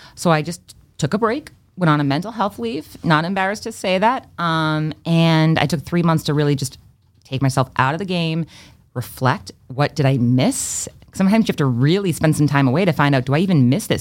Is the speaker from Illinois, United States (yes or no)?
no; Freetown, Massachusetts, United States; also born or lived in Fall River, Massachusetts; I was born in Fall River, Massachusetts, grew up in Freetown, Massachusetts, and I actually moved back to my hometown